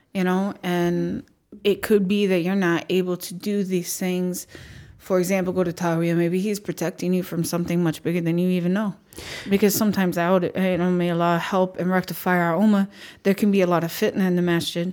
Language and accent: English; Minnesota, United States; We're Minnesotan